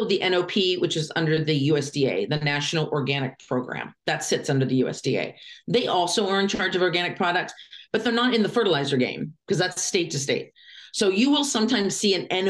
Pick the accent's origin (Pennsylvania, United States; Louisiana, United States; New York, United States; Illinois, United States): Pennsylvania, United States; Lancaster; I grew up in Lancaster, Pennsylvania